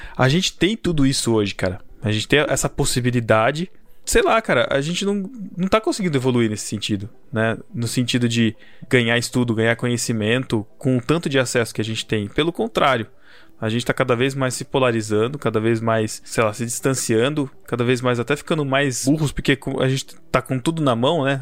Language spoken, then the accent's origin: Portuguese; Botucatu, São Paulo, Brazil; Sou de Botucatu